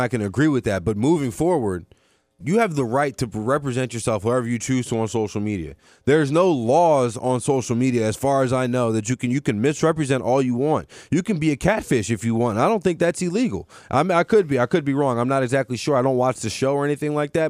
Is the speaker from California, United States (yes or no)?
no; Mandeville, Louisiana, United States; I'm from Mandeville, Louisiana